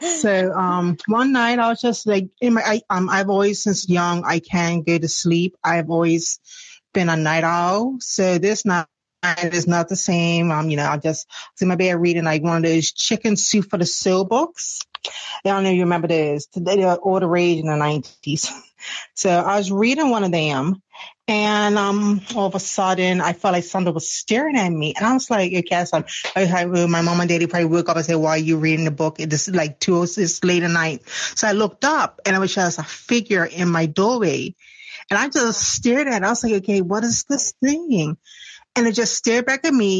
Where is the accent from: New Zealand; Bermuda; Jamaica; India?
Bermuda; I'm from Bermuda.